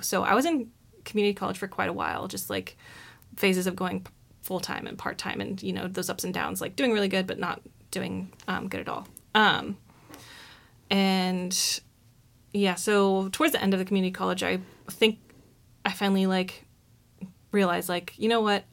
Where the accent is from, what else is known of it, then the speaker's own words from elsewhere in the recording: Oroville, California, United States; moved away as an adult; now in Eugene, United States; I grew up in Orville, California